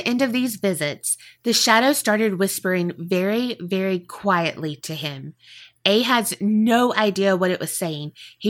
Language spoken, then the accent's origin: English; Iowa, United States; We're from Iowa, so those aren't quite as common around here.